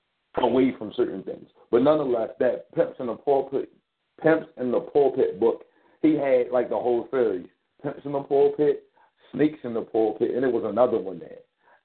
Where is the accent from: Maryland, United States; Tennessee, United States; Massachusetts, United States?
Maryland, United States; Baltimore; I live in Baltimore. I'm from Baltimore. I was born and raised here.